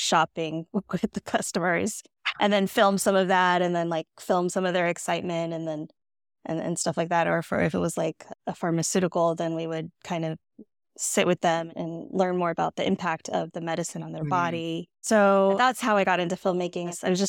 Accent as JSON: {"language": "English", "region": "California", "country": "United States", "tie": "born or raised there", "said": "Okay, my background. So I grew up in the Bay Area in California."}